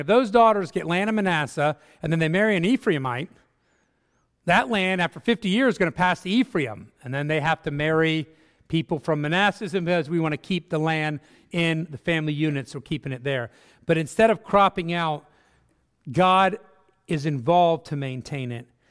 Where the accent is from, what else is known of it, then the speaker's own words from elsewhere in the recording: Netherlands; moved away; I come from Holland